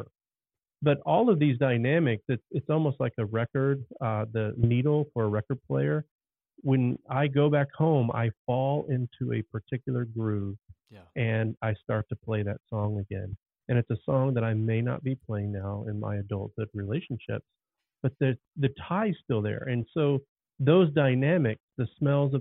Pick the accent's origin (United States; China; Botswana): United States; Dallas, Texas; I grew up in Dallas, Texas.